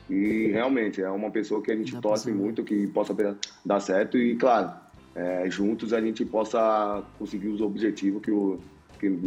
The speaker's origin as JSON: {"language": "Portuguese", "region": "São Paulo", "country": "Brazil", "said": "eu sou de São Paulo, né?"}